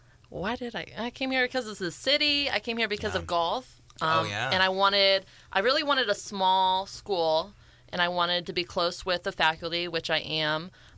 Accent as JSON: {"language": "English", "town": "Louisville", "region": "Ohio", "country": "United States", "tie": "born or raised there", "said": "So I'm from Louisville, Ohio. Very small town in Ohio."}